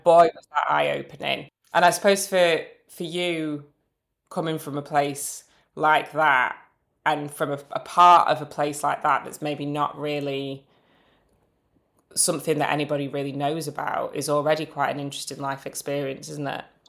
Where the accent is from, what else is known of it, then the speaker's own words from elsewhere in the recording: Manchester, North West England, United Kingdom; moved away; also born or lived in London; I'm originally from Manchester, but I moved back about five years ago